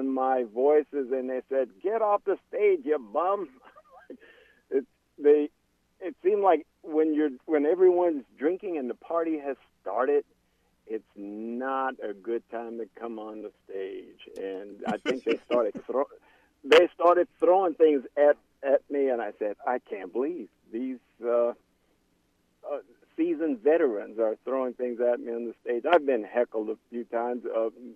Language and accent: English; Plaisance, Louisiana, United States; I'm from Plaisance. Actually, more of the Plaisance is kind of, it's a community, but I live in the rural part of Plaisance, which means I grew up in the woods